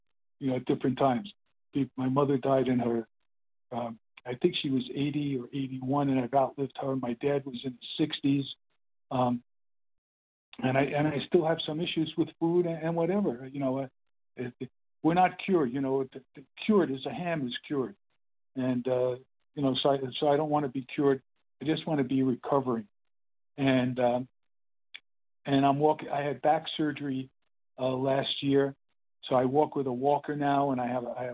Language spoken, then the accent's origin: English; Brooklyn, New York, United States; now in California, United States; I'm in California now, and I grew up in Brooklyn, New York